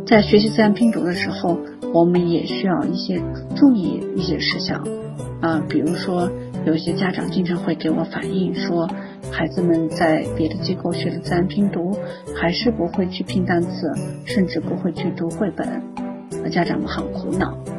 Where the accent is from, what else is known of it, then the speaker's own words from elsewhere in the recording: China; 那我们中国的孩子